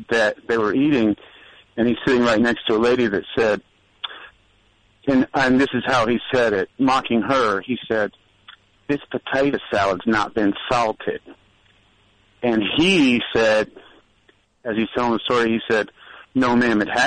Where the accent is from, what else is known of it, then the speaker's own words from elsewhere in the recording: Indianapolis, Indiana, United States; and that night, I'm from Indianapolis, and so the Colts were playing that night on TV.